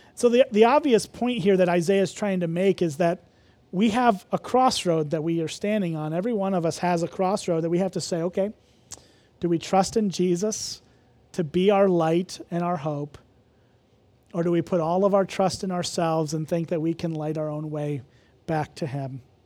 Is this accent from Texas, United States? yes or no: no; Illinois, United States; moved away; I'm from Illinois